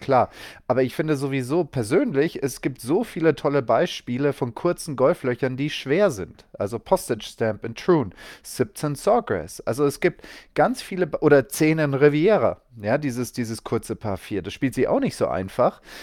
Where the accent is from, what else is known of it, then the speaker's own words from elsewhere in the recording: Munich, Bavaria, Germany; ich komme aus München